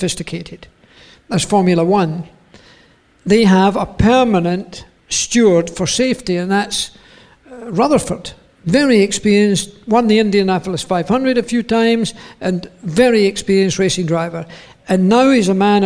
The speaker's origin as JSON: {"language": "English", "region": "Scotland", "country": "United Kingdom", "also_born_or_lived": "Switzerland", "moved": "as an adult", "said": "I moved from Scotland with regret, but with also relief"}